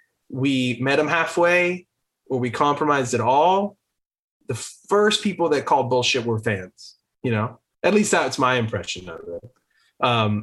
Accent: Los Angeles, California, United States; we grew up going to our dad's like local LA shows

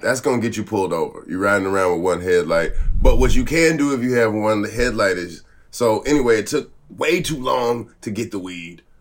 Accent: the South, United States; I'm from the South

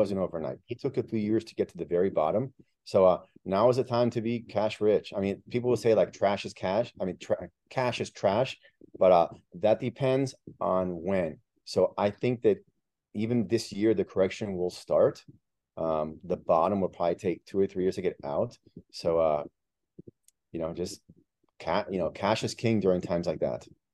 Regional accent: Miami, Florida, United States; English is a second language; moved away as an adult; also born or lived in Peru; I'm from Miami

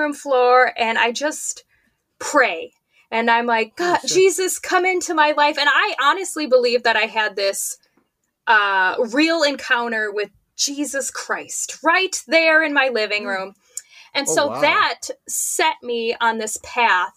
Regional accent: Minnesota, United States; I'm from Minnesota

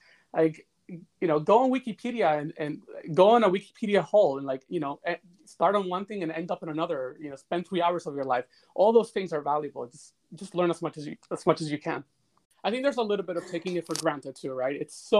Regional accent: Bronx, New York, United States; And that's what I saw when I was growing up in the Bronx.

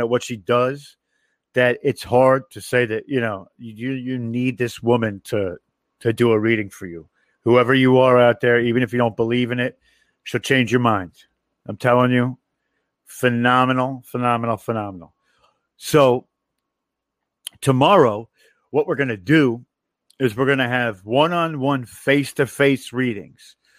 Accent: New York, United States; I'm from New York

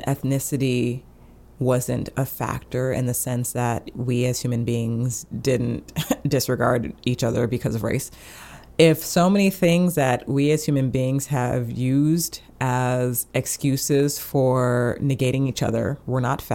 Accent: United States; I am in the U.S., I'm an American

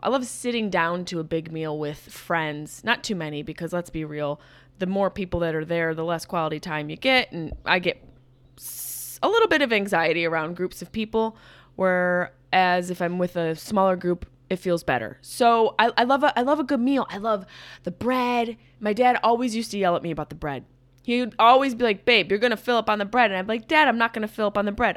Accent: Upstate New York, United States; moved away; I'm a s, quote-unquote New Yorker. Upstate New York, which makes up the chunk of the state

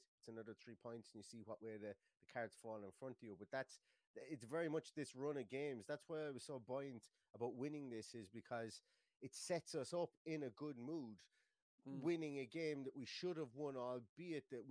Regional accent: Ireland; we are Irish as well

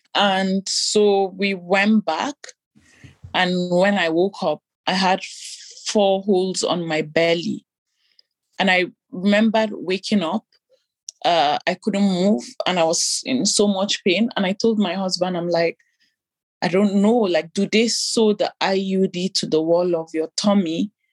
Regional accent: Nigeria; moved away as an adult; also born or lived in Italy; now in Belgium; growing up in Nigeria as an African

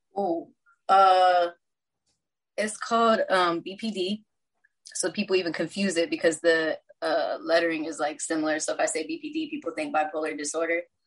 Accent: Texas, United States; now in Los Angeles, United States; I was born here. I was raised in Texas.

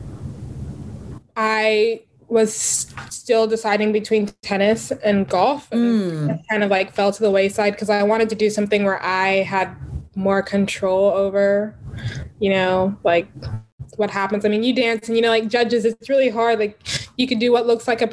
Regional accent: Texas, United States; growing up in Texas

